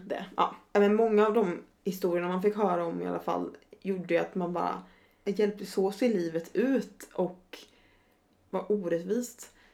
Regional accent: Sweden; now in Stockholm, Sweden; I'm from a rural village. Mm. Tror jag sa, in Sweden

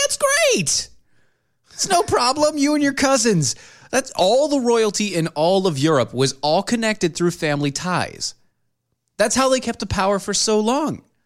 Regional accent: United States; I'm an American.

